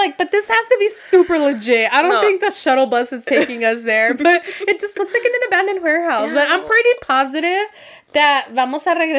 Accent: Las Vegas, Nevada, United States; we're from Vegas.

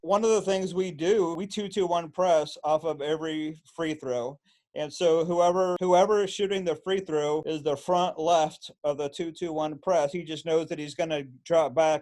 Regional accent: Illinois-Indiana border, United States; moved away; I grew up on the Illinois Indiana border

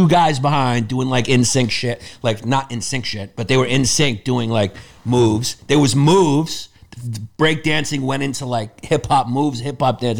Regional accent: New York City, New York, United States; when we were growing up in Brooklyn

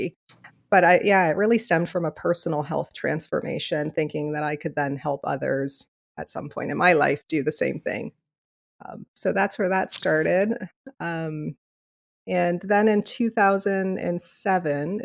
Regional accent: Leamington, Ontario, Canada; moved away as an adult; now in Windsor, Canada; I was originally born and raised in Leamington, Ontario, which is about 45 minutes away from here.

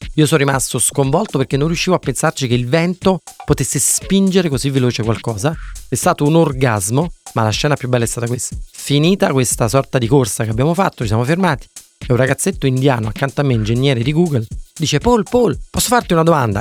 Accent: Naples, Campania, Italy; also born or lived in Vermont, United States; da napoletano

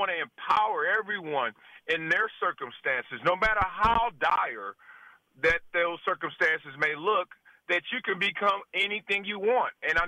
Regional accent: Compton, California, United States; now in South Central, United States; In simple, I'm a guy from Compton whose mother and father wanted a better life for me.

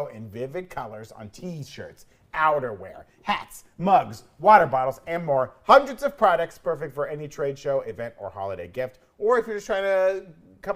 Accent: Florida, United States; I am from Florida, and Florida's like a weird place that doesn't really have an accent

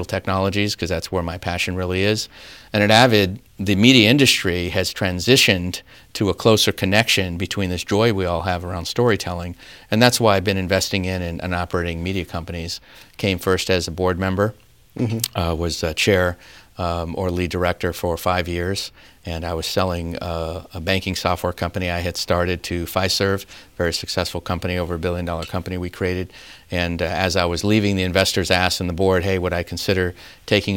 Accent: Claremont, California, United States; moved away; I grew up in Claremont, California, down in southern near

